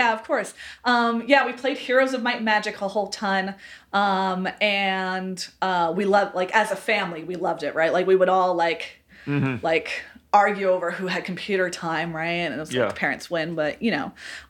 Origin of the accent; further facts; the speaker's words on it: upstate New York, United States; So I'm from upstate New York originally.